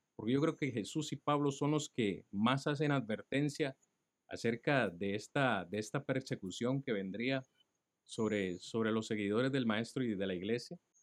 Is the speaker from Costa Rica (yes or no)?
yes; Costa Rica; soy tico